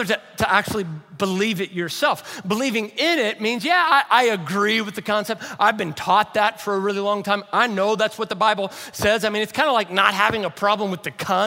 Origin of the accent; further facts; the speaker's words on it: Louisville, Kentucky, United States; moved away; Jamie is a friend that Savannah and I grew up with over in Louisville, Kentucky